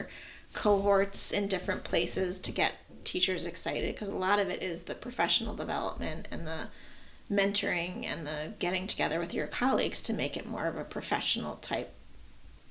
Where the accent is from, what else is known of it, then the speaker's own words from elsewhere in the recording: West Hartford, Connecticut, United States; now in Stamford, United States; I grew up in West Hartford